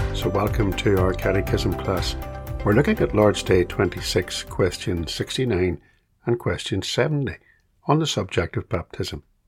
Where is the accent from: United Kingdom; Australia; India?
United Kingdom; Belfast, Northern Ireland; When I was a small boy growing up in Belfast